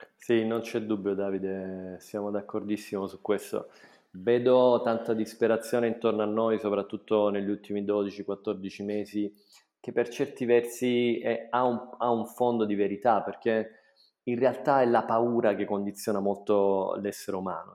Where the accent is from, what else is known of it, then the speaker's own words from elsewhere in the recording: Taviano, Apulia, Italy; moved away as an adult; also born or lived in Bologna / London / United Arab Emirates; sono nato a Taviano nel 1978